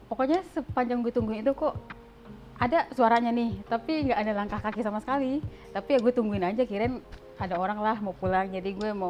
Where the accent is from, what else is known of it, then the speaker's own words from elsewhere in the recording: Kupang, East Nusa Tenggara, Indonesia; Uh, gue dari Kupang. Kalau nggak tahu Kupang, pokoknya di Nusa Tenggara Timur lah